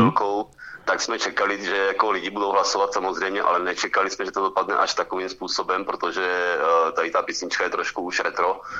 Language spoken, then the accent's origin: Czech; Pálava, South Moravian Region, Czechia; moved away as an adult; now in Zlín Region, Czechia; já pocházím od Palavy, jenom aby to všichni věděli, ale už jsme tady na Zlínsku 9 let